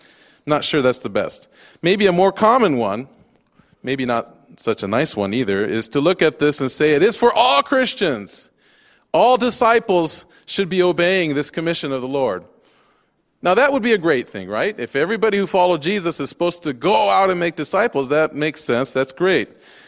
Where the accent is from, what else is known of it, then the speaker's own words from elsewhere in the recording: Japan; also born or lived in United States; I'm a missionary kid, and so I grew up in Japan. I speak fluent Japanese. My wife will tell you I'm more Japanese than American.